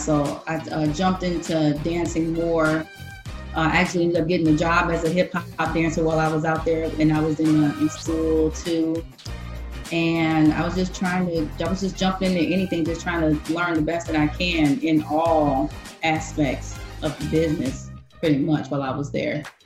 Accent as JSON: {"language": "English", "town": "Detroit", "region": "Michigan", "country": "United States", "tie": "born or raised there", "also_born_or_lived": "Los Angeles", "said": "I started off here in Detroit"}